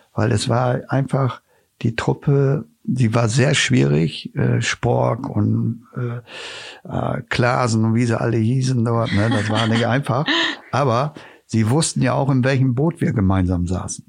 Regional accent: Osnabrück, Lower Saxony, Germany; ich bin dort aufgewachsen am Stadion und kenne die Mentalität der, der Zuschauer auch

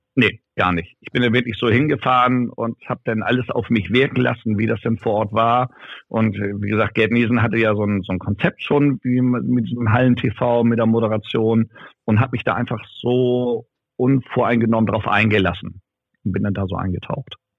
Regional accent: Ramstedt, Schleswig-Holstein, Germany; in Ramstedt bin ich ja geboren und aufgewachsen, das ist ja nebenan

